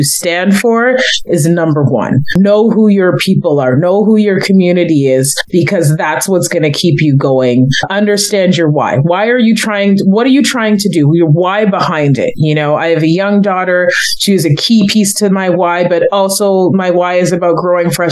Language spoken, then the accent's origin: English; Kitchener, Ontario, Canada; also born or lived in Toronto; growing up in Kitchener-Waterloo